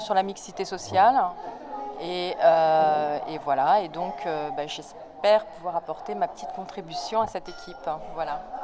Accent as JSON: {"language": "French", "town": "La Courneuve", "region": "Île-de-France", "country": "France", "tie": "born or raised there", "lives_now": "Pantin, France", "said": "j'ai grandi à la Courneuve dans une cité HLM où sont toujours mes parents"}